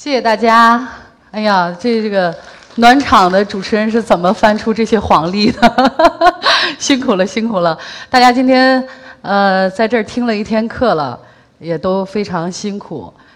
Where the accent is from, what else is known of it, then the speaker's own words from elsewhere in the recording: Shanxi, China; now in Beijing, China; 因为我是山西人嘛，呃，回老家过年